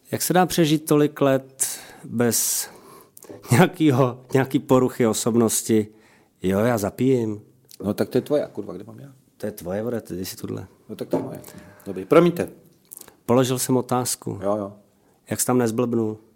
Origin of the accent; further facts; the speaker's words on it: Slovakia; Czech is a second language; Ne, já jsem Slovák.